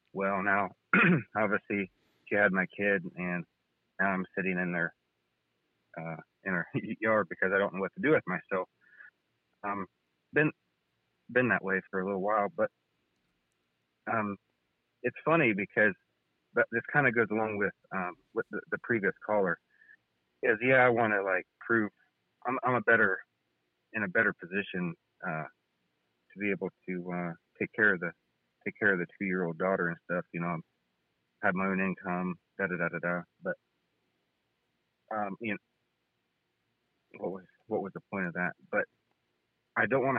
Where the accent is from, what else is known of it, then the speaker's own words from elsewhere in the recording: Ohio, United States; moved away as an adult; now in Indiana, United States; I'm from Ohio